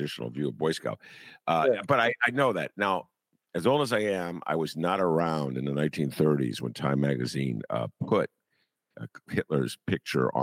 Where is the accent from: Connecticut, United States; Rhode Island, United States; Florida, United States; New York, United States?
Rhode Island, United States; also born or lived in Evanston, Illinois; now in Chicago, United States; I am from Rhode Island. Long, long time ago, I lived in Rhode Island. That's really my home state. I always talk about I'm from Evanston, but in reality, I'm from Rhode Island